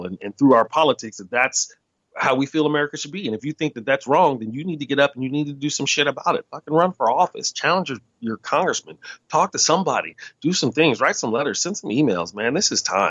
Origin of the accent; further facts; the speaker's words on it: United States; as an American